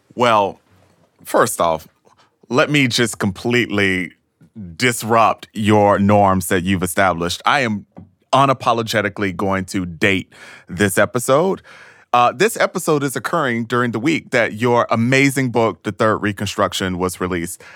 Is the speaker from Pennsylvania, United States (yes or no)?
no; Thomasville, Georgia, United States; moved away as an adult; I am from Thomasville, Georgia, a racially segregated small town uh, in deep, deep, deep Georgia